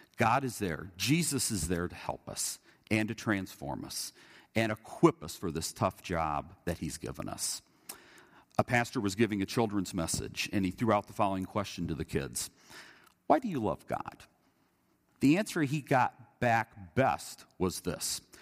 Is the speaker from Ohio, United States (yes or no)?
no; Indiana, United States; growing up in Indiana